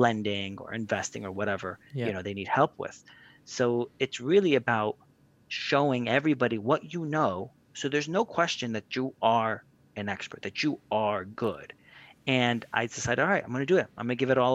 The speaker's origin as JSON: {"language": "English", "region": "New Jersey", "country": "United States", "tie": "born or raised there", "said": "I grew up in New Jersey"}